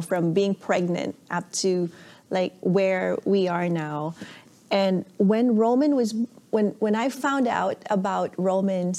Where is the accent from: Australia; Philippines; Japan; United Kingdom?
Philippines; Ilocos Region; now in Vancouver, Canada; I was born and raised in the Philippines from a small town up north called Pangasinan. And now I live in downtown Vancouver with my family